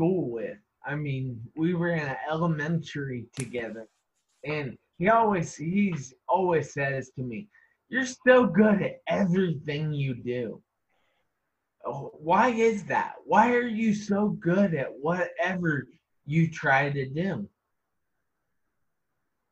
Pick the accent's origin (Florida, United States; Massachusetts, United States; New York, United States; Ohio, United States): Ohio, United States; I am from Ohio, United States